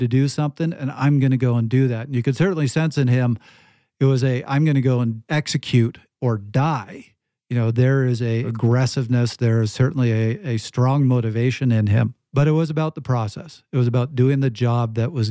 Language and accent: English; Canada; I'm Canadian